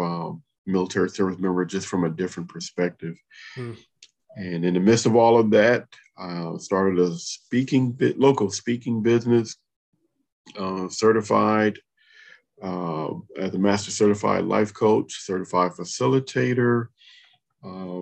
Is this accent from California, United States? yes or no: yes; Compton, California, United States; now in DC area, United States; I grew up in Compton, California